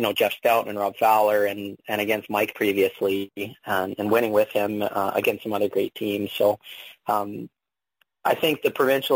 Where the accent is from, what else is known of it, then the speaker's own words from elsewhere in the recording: Alberta, Canada; now in Manitoba, Canada; I grew up in Alberta